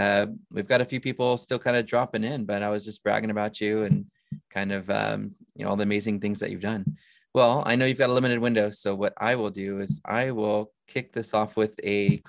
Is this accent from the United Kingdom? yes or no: no; Anaheim, California, United States; I grew up in Anaheim.